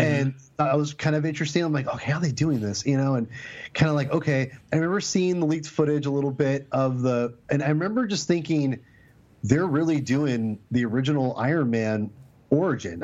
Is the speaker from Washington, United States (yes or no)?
yes; Lake Stevens, Washington, United States; I grew up in Lake Stevens, Washington, which is the same place as Chris Pratt